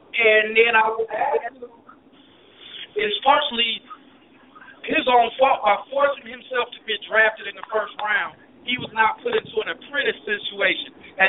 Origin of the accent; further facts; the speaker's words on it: Chicago, Illinois, United States; You can tell we are definitely from Chicago and the Midwest in general